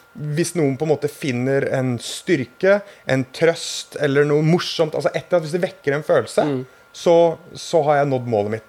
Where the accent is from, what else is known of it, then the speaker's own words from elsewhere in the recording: Hønefoss, Buskerud, Norway; jeg har et kompisband fra min hjemby Hønefoss